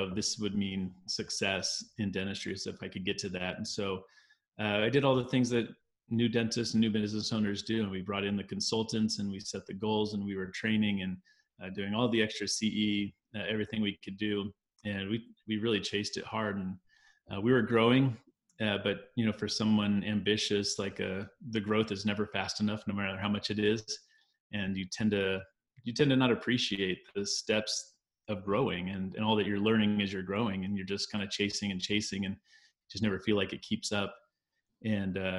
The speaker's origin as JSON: {"language": "English", "region": "Arizona", "country": "United States", "tie": "born or raised there", "said": "I grew up in Arizona"}